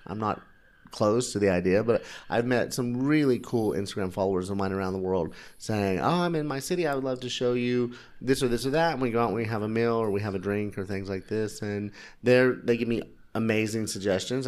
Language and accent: English; United States; being an American